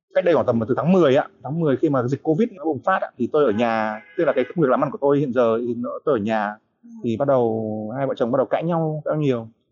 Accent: Hanoi, Vietnam; moved away as an adult; now in Nha Trang, Vietnam; Quê tôi Hà Nội

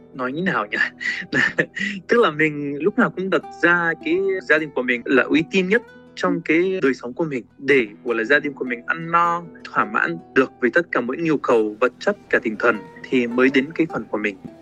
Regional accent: Palestine; Vietnamese is a second language; moved away as an adult; now in Vietnam; Tôi lần đầu tiên ra khỏi cái làng nhỏ giữa đồi núi toàn cây ô liu

